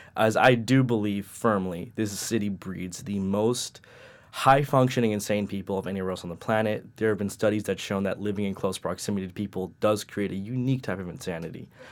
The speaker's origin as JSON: {"language": "English", "town": "New York City", "region": "New York", "country": "United States", "tie": "born or raised there", "said": "I'm from Queens, been there my whole life"}